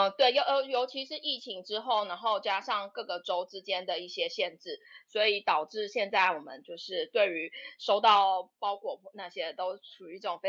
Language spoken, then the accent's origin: Chinese; Taipei, Taiwan; now in Melbourne, Australia; 最主要是受它的整个城市的氛围吸引，就是因为我是台北人，就是从小到大都在都在台北长大。那台北是就步调很快嘛，就大城市，然后步调很快